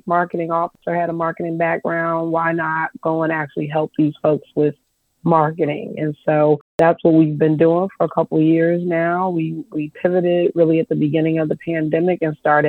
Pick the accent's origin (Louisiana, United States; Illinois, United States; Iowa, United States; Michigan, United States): Illinois, United States; Chicago; now in Nashville, United States; I'm originally from Chicago